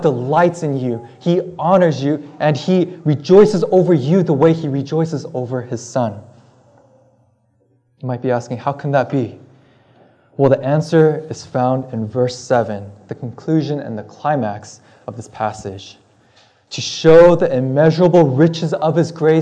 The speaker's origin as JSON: {"language": "English", "region": "California", "country": "United States", "also_born_or_lived": "Massachusetts", "moved": "as an adult", "lives_now": "Belmont, United States", "said": "I'm originally from California"}